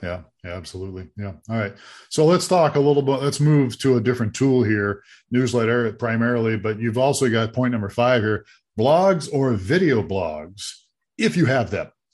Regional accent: Ohio, United States; now in Tucson, United States; I grew up in Ohio

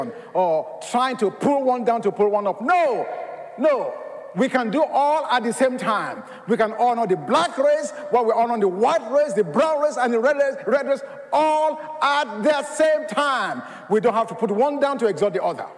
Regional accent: Nigeria; now in United States; I was born in Nigeria of Yoruba culture

